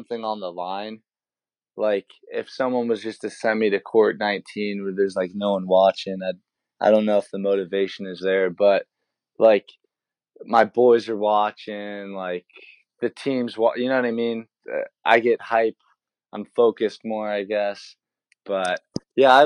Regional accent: San Diego, California, United States; I'm from San Diego

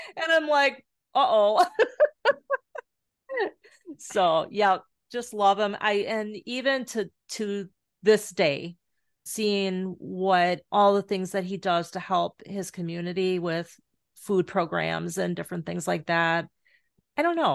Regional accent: Carol Stream, Illinois, United States; also born or lived in Glendale Heights, Illinois / Florida; now in Superior, Wisconsin, United States; I grew up in the, um, western suburbs of Chicago, Carroll Stream, Glendale Heights

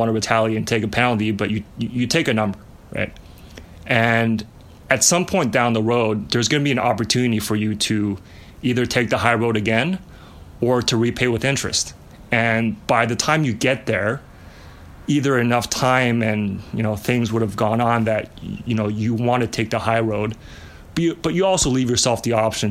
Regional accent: Montreal, Quebec, Canada; also born or lived in China; I was born in China. We moved to Montreal when I was in first grade

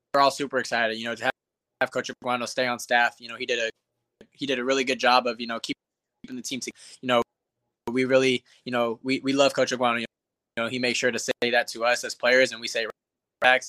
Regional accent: Tucson, Arizona, United States; I'm from Tucson. So, you know, from the time I was born to the time I was 14, I, I never missed a home game

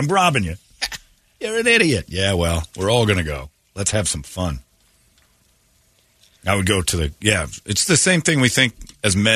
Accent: Arizona, United States; I grew up here in Arizona.

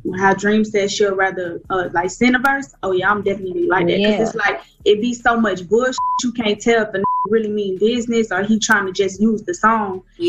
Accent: the South, United States; especially being from the South. Like

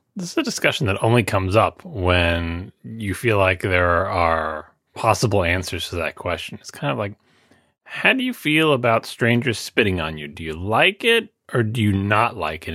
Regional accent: New York, United States; I am from New York

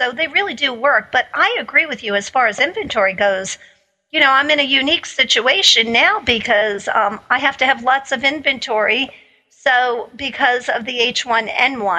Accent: New York City, New York, United States; I grew up in Staten Island, and I worked in Manhattan since I was 16 years old

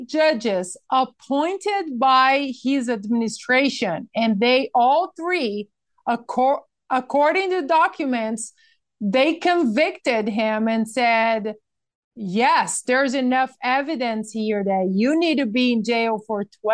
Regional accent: Brazil; now in California, United States; I am also American, an American citizen now, and as well as Brazilian.

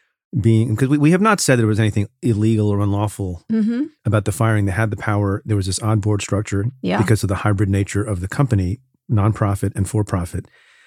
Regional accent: New Jersey, United States; Watch it. That's my home state.

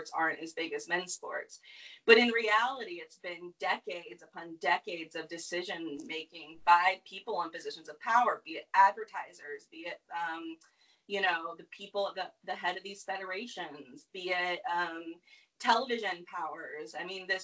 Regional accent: North Carolina, United States; I grew up in North Carolina

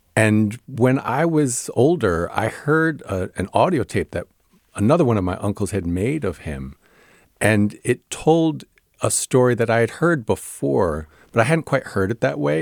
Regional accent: New Jersey, United States; I grew up in New Jersey

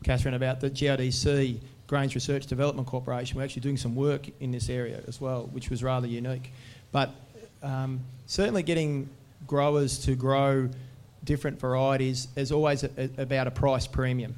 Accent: Rupanyup, Victoria, Australia; my hometown, Rapanyup

